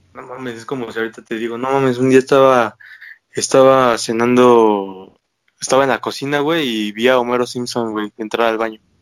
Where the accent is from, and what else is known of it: Mexico City, Mexico